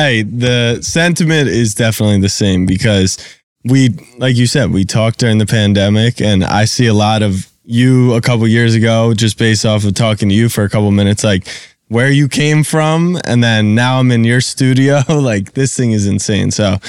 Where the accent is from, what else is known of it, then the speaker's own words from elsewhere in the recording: Baltimore, Maryland, United States; now in New York, United States; I grew up in Baltimore